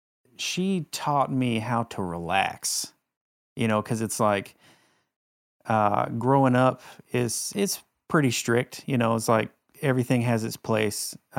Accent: Panama City, Florida, United States; Panama City.

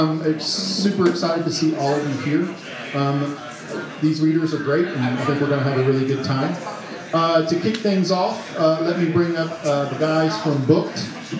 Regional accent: Arkansas, United States; moved away; So I'm originally from Arkansas.

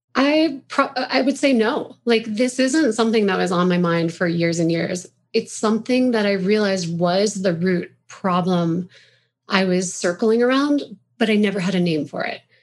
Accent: Roaring Fork Valley, Colorado, United States; also born or lived in Pennsylvania / Chicago; I grew up in the Longfork Valley by Aspen and Snowmass

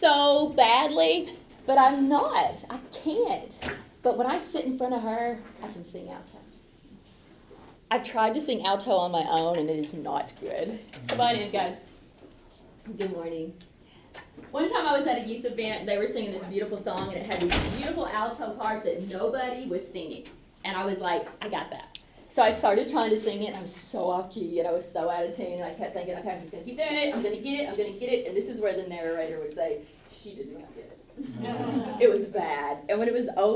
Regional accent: Calvert City, Kentucky, United States; I'm from Calvert City, Kentucky, which is just close to Paducah, Kentucky.

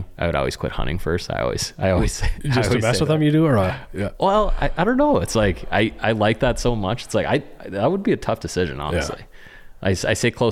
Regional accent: Western North Dakota, United States; growing up in Western North Dakota

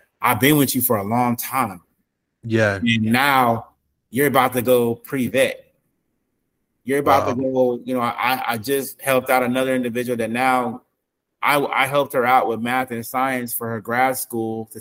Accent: West Coast, United States; I'm not from the South, you know what I'm saying? I'm from the West Coast

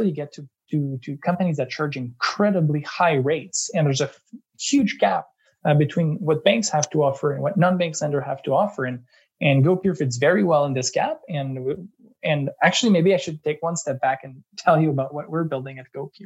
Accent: Eastern Townships, Quebec, Canada; moved away as an adult; also born or lived in London, United Kingdom / Montreal, Canada; now in Toronto, Canada; I'm from Quebec. I come from the Eastern Townships. Grew up and lived most of my life in Quebec

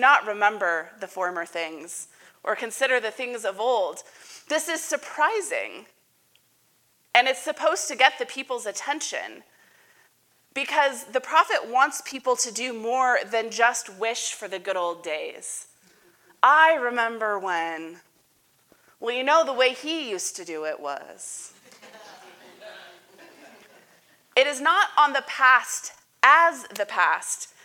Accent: Boise, Idaho, United States; moved away as an adult; also born or lived in Salem, Oregon / New Jersey / Tucson, Arizona / Phoenix, Arizona; I was born here in Boise, Idaho. I grew up going to Hillview United Methodist Church

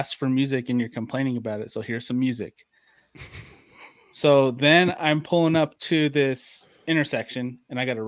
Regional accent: Ohio, United States; moved away; when I lived in Ohio, we had a pretty big backyard and a shed

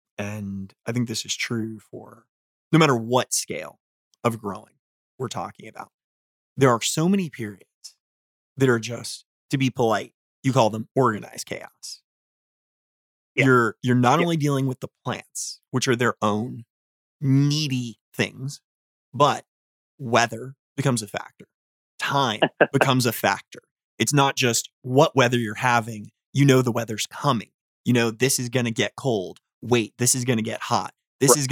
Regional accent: Florida, United States; moved away; I grew up in Florida

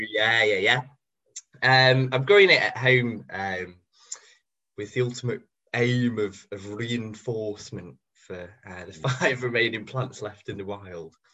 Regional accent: Cheshire, North West England, United Kingdom; I grew up in Cheshire

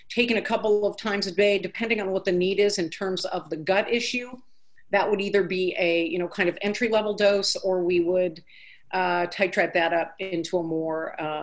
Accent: California, United States; moved away as an adult; now in Nashville, United States; growing up in California

